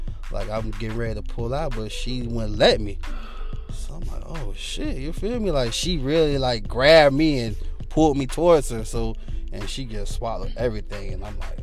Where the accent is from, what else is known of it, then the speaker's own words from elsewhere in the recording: Chicago, Illinois, United States; I'm from Chicago, Illinois